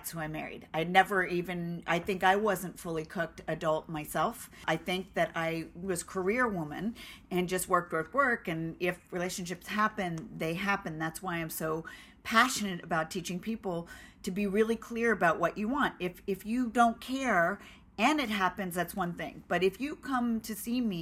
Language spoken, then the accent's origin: English; Los Angeles, California, United States; we're from Los Angeles